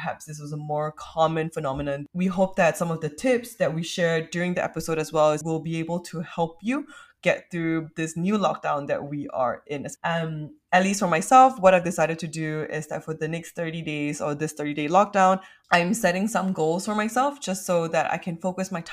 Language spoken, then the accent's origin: English; Singapore; a young Singaporean growing up in Singapore